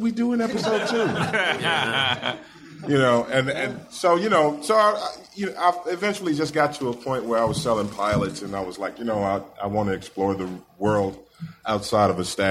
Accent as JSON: {"language": "English", "region": "Indiana", "country": "United States", "said": "I'm from Indiana"}